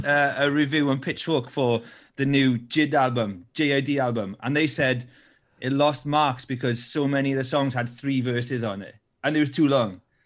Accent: Wales, United Kingdom; I'm Welsh

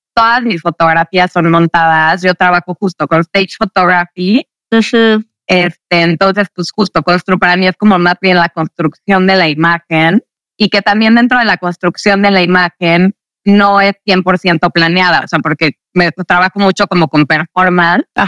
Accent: Mexico City, Mexico; yo crecí en la Ciudad de México

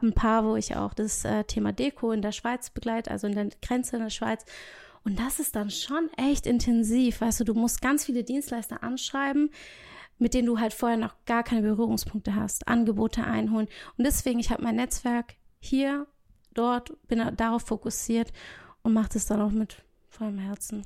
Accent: Portugal; now in Baden-Württemberg, Germany; ich liebe mein Heimatland. Also ich bin gebürtige Portugiesin

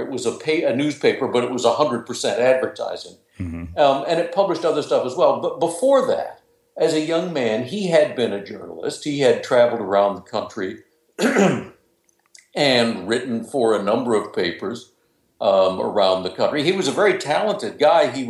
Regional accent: Vermillion, South Dakota, United States; moved away as an adult; also born or lived in New York; I was born and raised in South Dakota, Vermilion, South Dakota

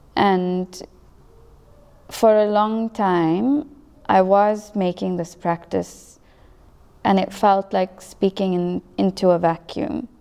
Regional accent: South Africa; first language English

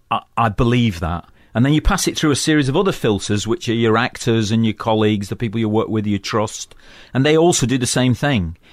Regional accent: Manchester, North West England, United Kingdom; moved away; also born or lived in London; I come from Manchester, which is an industrial town in the northwest of England

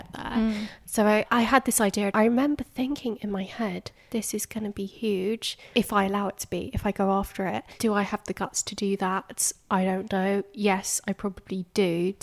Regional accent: Hertfordshire, East of England, United Kingdom; I'm from Hertfordshire.

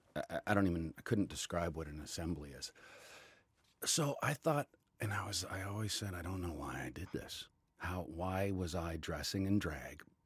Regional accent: Calgary, Alberta, Canada; did local theater in Calgary, in my hometown.

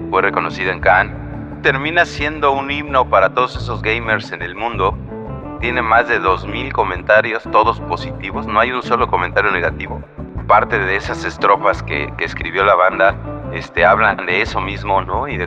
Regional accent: Mexico; Y qué mejor manera de tocando la música que con algo que representa nuestra cultura como mexicanos, que es el corrido, ¿no?

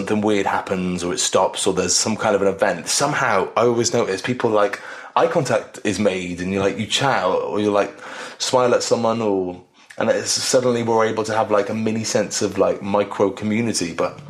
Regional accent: Wales, United Kingdom; I lived with my mum for the most part in more of the city, in just outside of Cardiff. And then when I was older, I lived with my dad, which was a bit more in the country.

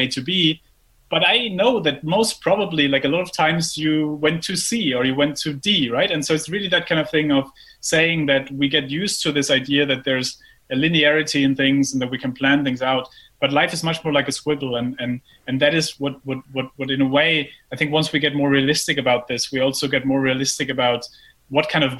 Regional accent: Germany; moved away; I grew up in Germany and I then went to business school

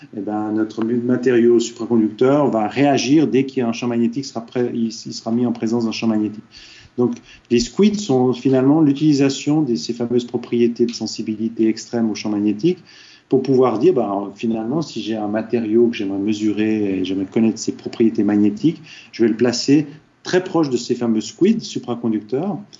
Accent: Switzerland; moved away as an adult; also born or lived in Silicon Valley, United States; quelqu'un qui a étudié qu'en Suisse comme moi

